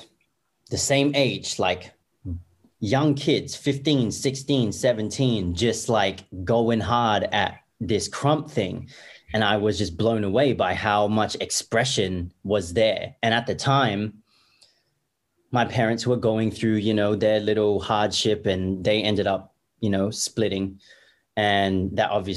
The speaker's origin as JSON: {"language": "English", "town": "Perth", "region": "Western Australia", "country": "Australia", "tie": "born or raised there", "said": "born and raised in Perth, Australia"}